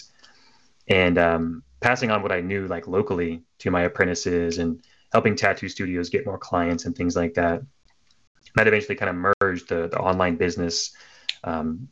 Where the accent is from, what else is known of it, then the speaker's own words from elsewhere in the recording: Oklahoma, United States; moved away as an adult; I was born in Oklahoma, of all places. And I joined the military to get out of there.